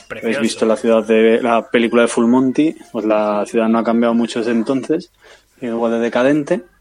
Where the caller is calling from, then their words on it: Leeds, Yorkshire and the Humber, United Kingdom; de Leeds